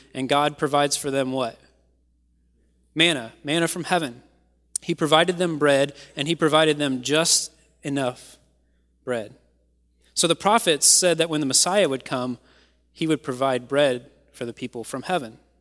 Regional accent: Kentucky, United States; moved away; I am from Kentucky

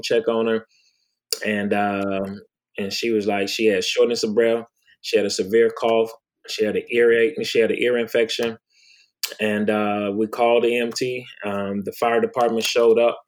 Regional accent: Milwaukee, Wisconsin, United States; moved away as an adult; also born or lived in Clarksdale, Mississippi / Prince George, Virginia; I was born in Clarksdale, Mississippi, raised in Milwaukee, Wisconsin

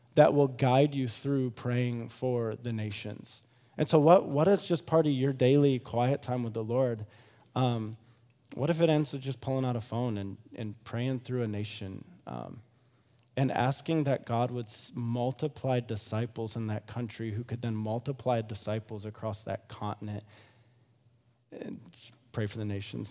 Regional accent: Grand Rapids, Michigan, United States; moved away; I'm from Grand Rapids, Michigan originally

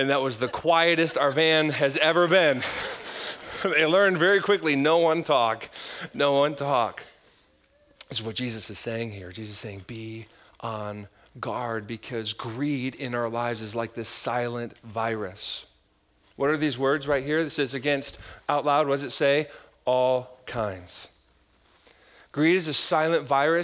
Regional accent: Michigan, United States; now in Wisconsin, United States; I grew up in Michigan, like we have lake effect snow, like Midwest

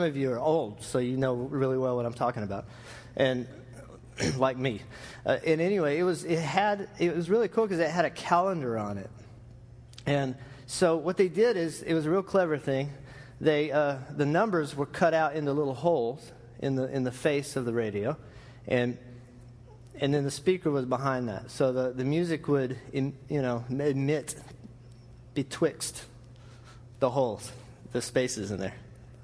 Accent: Lubbock, Texas, United States; I grew up in West Texas

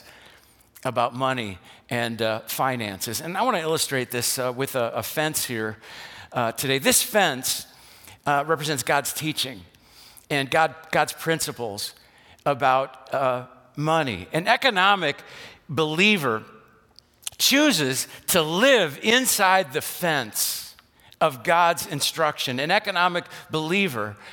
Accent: West Allis, Wisconsin, United States; I grew up in West Dallas on 76th Street, right by the Wisconsin State Fair Park

